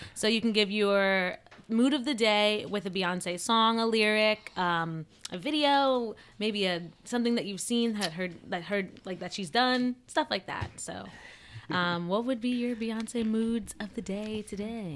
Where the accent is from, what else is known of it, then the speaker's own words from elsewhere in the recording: New Jersey, United States; accent: Jersey; I have like a Jersey accent